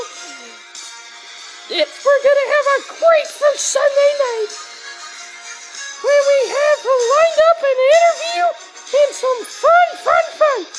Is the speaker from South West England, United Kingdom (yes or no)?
yes; Taunton, South West England, United Kingdom; And then I, then the rest of my life, I grew up in Taunton.